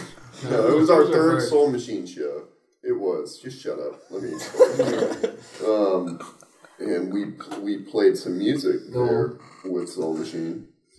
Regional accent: Los Angeles, California, United States; So I grew up in South Central LA.

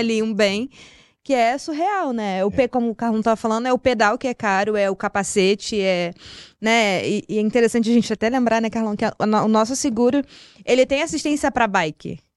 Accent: Rio de Janeiro, Brazil; now in São Paulo, Brazil; sou carioca, vim importada do Rio de Janeiro para cá

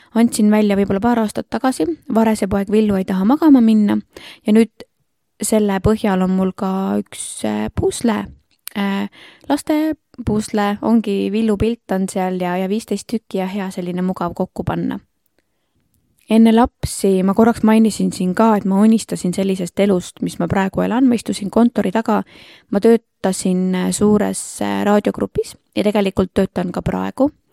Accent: Rapla, Rapla County, Estonia; Rapla on minu kodulinn, ma olen siin eluaeg elanud

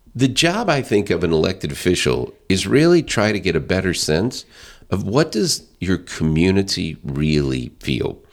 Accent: Northwest Arkansas, United States; now in St. Charles County, United States; I'm from Northwest Arkansas. I love Northwest

